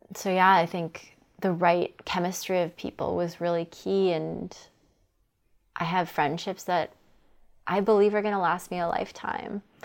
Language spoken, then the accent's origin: English; Toronto, Ontario, Canada; I'm from Toronto.